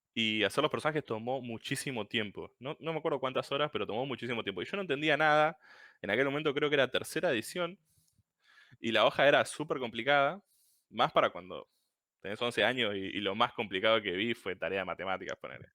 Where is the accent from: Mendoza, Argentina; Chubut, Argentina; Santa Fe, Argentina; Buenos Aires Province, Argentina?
Chubut, Argentina; Puerto Madryn; soy de Chubut, Puerto Madryn, un, pueblito bien perdido por el sur de la Patagonia